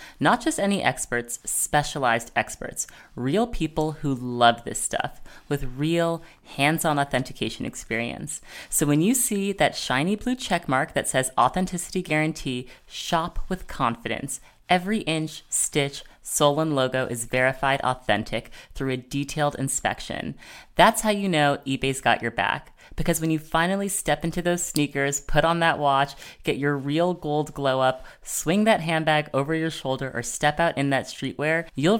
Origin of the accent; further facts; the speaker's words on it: New York City, New York, United States; I also grew up in New York City, but not in the kind of cool downtown Soho art scene